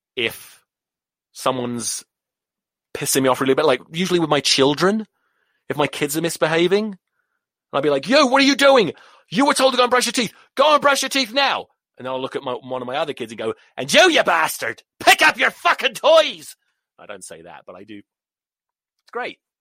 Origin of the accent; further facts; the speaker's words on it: England, United Kingdom; moved away as an adult; now in United States; I'm English.